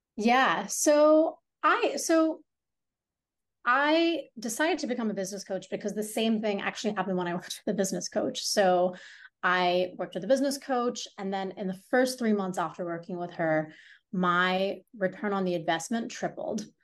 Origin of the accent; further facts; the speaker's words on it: Hong Kong; also born or lived in India; now in New York City, United States; I was born and raised in Hong Kong